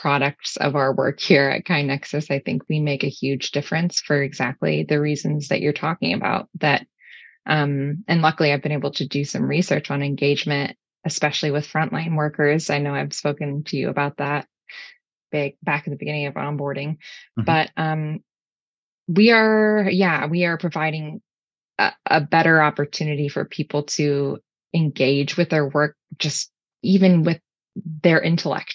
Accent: Houston, Texas, United States; moved away as an adult; also born or lived in Chicago / Scotland; I guess I've always been a Texan. I'm from Houston, but I spent a lot of time in Chicago in college

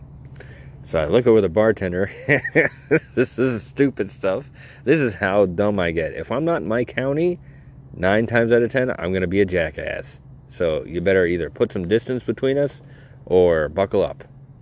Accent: Naples, Florida, United States; I'm from Naples, Florida

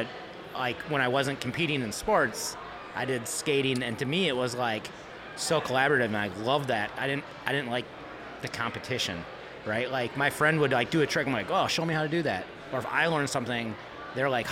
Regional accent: Midwest, United States; moved away; I grew up in the Midwest.

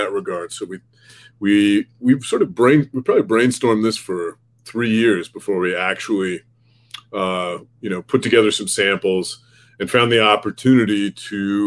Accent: Oregon, United States; moved away as an adult; now in Minnesota, United States; I grew up in Oregon actually. And I've lived in the Midwest for some time now. I've lived in Minnesota alone for 9 years

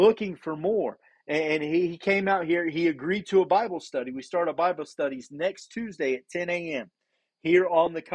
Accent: Indiana, United States; moved away as an adult; now in Papua New Guinea; We're 15 hours ahead of where we're from. We're from Indiana, and we're in PNG

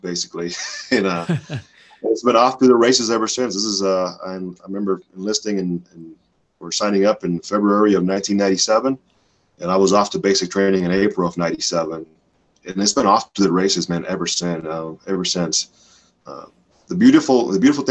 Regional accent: Miami, Florida, United States; moved away as an adult; also born or lived in Dominican Republic; now in Spokane, United States; I'm also extremely blessed to call South Florida home, to call Miami home. And I always represent my hometown, the 305 Miami

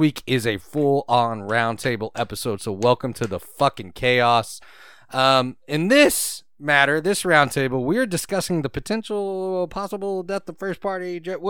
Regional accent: Houston, Texas, United States; born or raised there; moved away

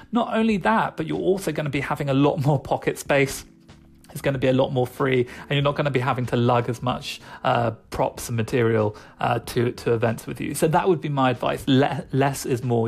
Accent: United Kingdom; I am British, so I'm going to keep saying niche.

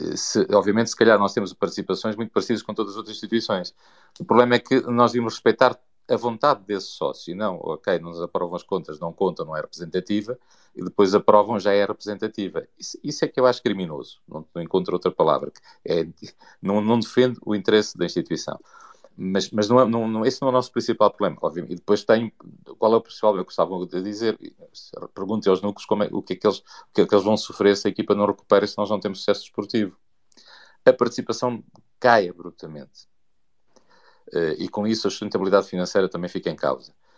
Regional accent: Portugal; nós estamos num, num país eh, como Portugal, somos portugueses

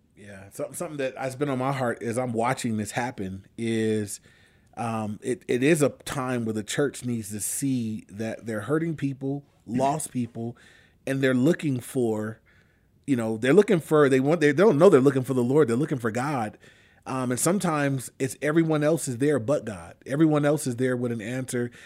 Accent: Inglewood, California, United States; I grew up in Inglewood. I've been there my whole life

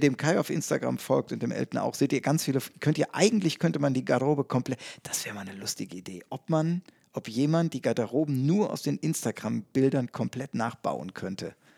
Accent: Bonn / Cologne area, North Rhine-Westphalia, Germany; nach Bonn verlagern oder nach Köln verlagern, also mehr in meine Heimat

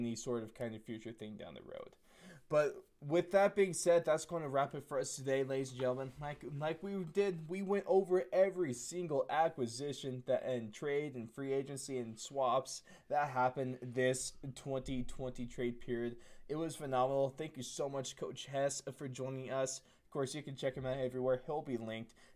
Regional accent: United States; an American-born

